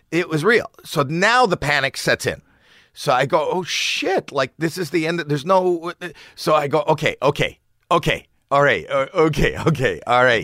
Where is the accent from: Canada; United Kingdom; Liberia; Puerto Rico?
Canada; Toronto, Ontario; moved away; I'm from Toronto